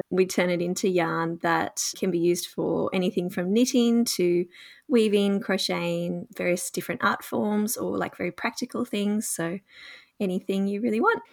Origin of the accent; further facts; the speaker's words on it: Gunnedah, New South Wales, Australia; live in a small town called Gunnedah in rural New South Wales, Australia. And I grew up here, so it's my hometown.